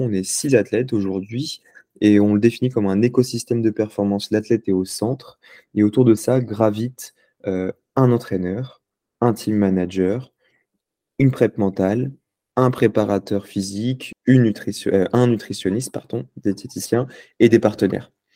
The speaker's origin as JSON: {"language": "French", "town": "Lyon", "region": "Auvergne-Rhône-Alpes", "country": "France", "tie": "born or raised there", "also_born_or_lived": "Paris", "moved": "as an adult", "said": "je suis né à Lyon. Euh, j'ai grandi à Lyon"}